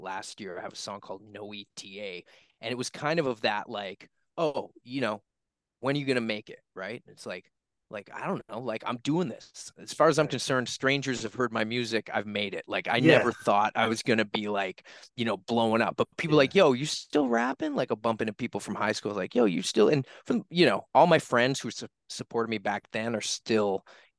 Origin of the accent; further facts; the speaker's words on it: Halifax, Nova Scotia, Canada; I'm a kid from Halifax, Nova Scotia, Canada